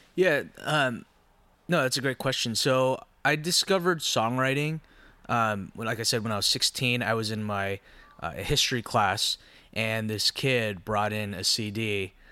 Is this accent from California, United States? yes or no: yes; Anaheim, California, United States; also born or lived in Los Angeles; I was born and raised in Orange County, um, born in Anaheim